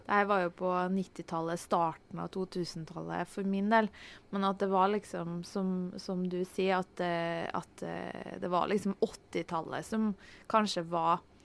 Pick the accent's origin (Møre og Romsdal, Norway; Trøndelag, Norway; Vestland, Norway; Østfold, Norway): Trøndelag, Norway; Hitra; born or raised there